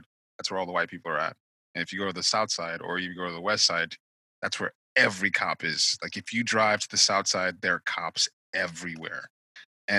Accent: Nigeria; now in United States; as a Nigerian

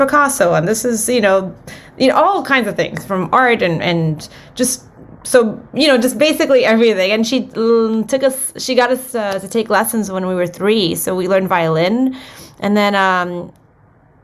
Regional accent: Miami, Florida, United States; moved away as an adult; also born or lived in Los Angeles; I was born in Miami, Florida, and my family's from Cuba. And yeah, I was born and raised there, and I moved to Los Angeles probably when I was like 20, maybe

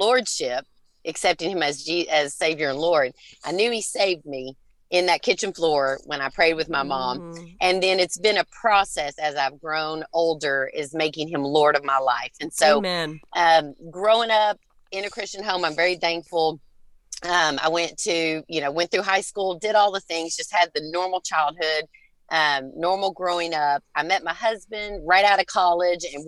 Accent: Kentucky, United States; moved away as an adult; now in Tennessee, United States; I was born in Kentucky, born and raised

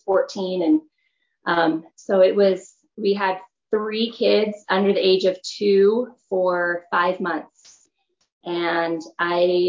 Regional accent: California, United States; moved away as an adult; now in Utah, United States; I'm originally from California.

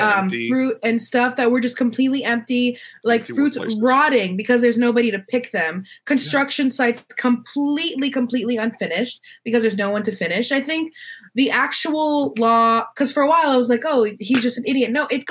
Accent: California, United States; also born or lived in Florida; now going back is whatever, because I'm a Californian. I'm not going back to Florida

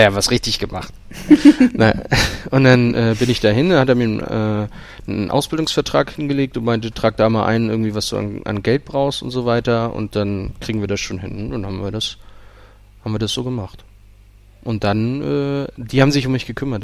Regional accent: Lübeck, Schleswig-Holstein, Germany; moved away; ich komme ursprünglich aus Lübeck

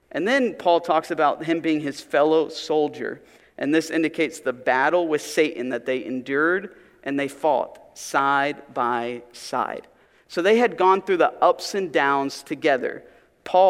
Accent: Pennsylvania, United States; moved away; Where I grew up in Pennsylvania, I was part of a youth group

